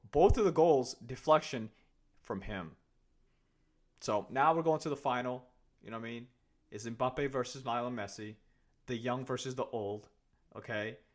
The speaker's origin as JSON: {"language": "English", "country": "Kenya", "tie": "born or raised there", "moved": "yes", "lives_now": "United States", "said": "my parents are Somalians, and I was born in Kenya. I have never been to Somalia in my life, right? But when I, whenever I tell people that I'm from Kenya"}